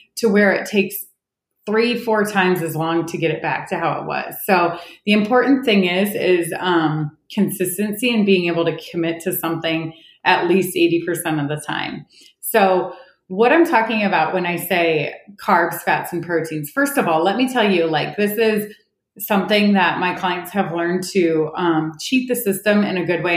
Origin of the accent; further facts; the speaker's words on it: Ohio, United States; moved away as an adult; also born or lived in Oklahoma; now in Orange County, California, United States; I live in Orange County, California, but I grew up in Ohio, one of eight kids